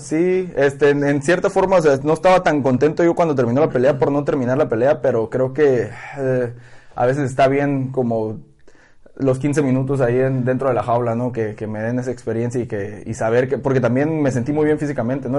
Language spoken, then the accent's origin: Spanish; Mexico; Ahorita estamos muchos mexicanos ahí